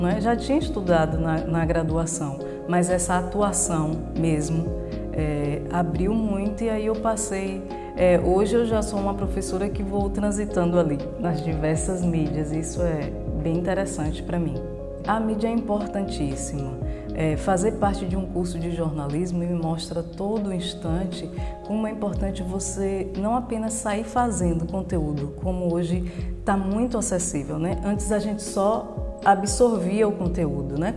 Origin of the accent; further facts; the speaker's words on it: Itabuna, Bahia, Brazil; also born or lived in Eunápolis / Feira de Santana; Eu nasci em Tabuna e quando eu me lembro da minha infância aqui